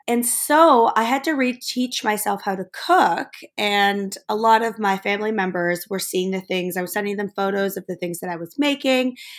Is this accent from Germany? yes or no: yes; Germany; I grew up actually in Germany.